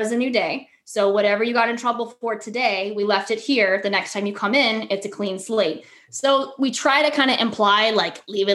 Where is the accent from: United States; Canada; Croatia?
United States; Florida; we're from Florida.